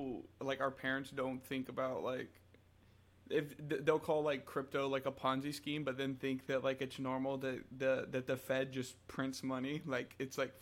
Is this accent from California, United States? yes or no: no; North Carolina, United States; I was born and raised in North Carolina my whole life